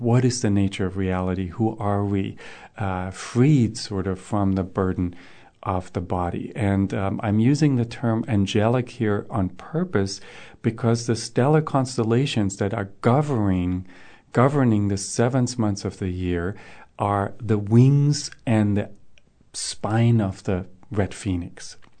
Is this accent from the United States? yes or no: no; Germany; moved away; I grew up in Germany